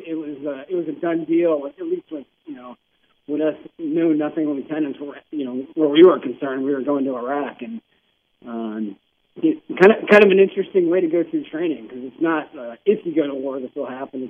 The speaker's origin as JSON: {"language": "English", "town": "Cleveland", "region": "Ohio", "country": "United States", "tie": "born or raised there", "moved": "as an adult", "said": "I grew up in Cleveland"}